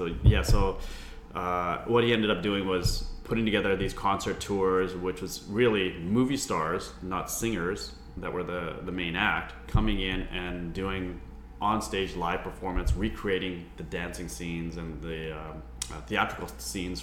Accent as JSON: {"language": "English", "town": "Vancouver", "region": "British Columbia", "country": "Canada", "tie": "born or raised there", "said": "I was born here, born and raised in Vancouver, very proud to be a Vancouverite"}